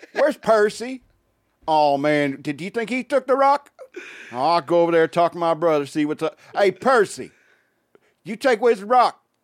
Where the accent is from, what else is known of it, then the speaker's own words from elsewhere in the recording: United States; as American